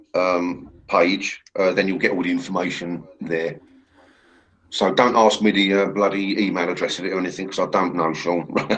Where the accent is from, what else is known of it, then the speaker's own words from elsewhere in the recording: England, United Kingdom; I'm English.